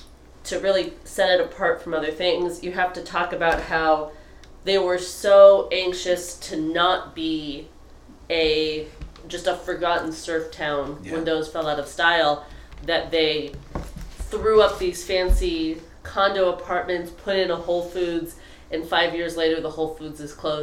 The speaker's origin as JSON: {"language": "English", "region": "Southern California", "country": "United States", "said": "Hi, I'm from Southern California."}